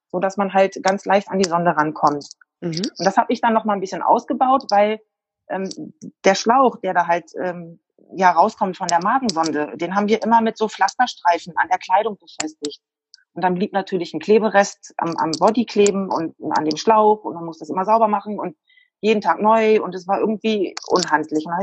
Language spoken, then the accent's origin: German; Lower Saxony, Germany; Ich komme aus der Nähe von Wolfsburg.